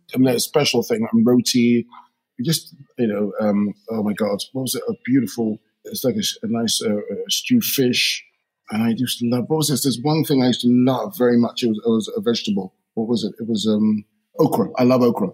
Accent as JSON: {"language": "English", "region": "London", "country": "United Kingdom", "tie": "born or raised there", "said": "I grew up in uh, firstly Shepherd's Bush, uh, West London"}